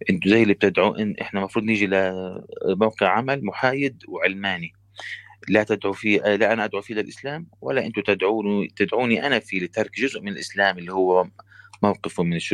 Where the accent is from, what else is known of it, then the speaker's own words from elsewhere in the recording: Palestine; now in Canada; انا فلسطيني في كندا